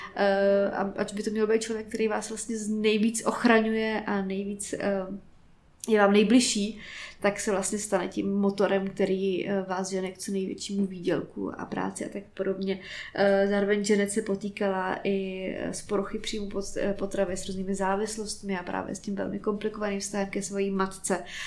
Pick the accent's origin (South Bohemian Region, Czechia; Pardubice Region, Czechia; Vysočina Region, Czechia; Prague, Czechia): Prague, Czechia; jsem Pražák, bohemista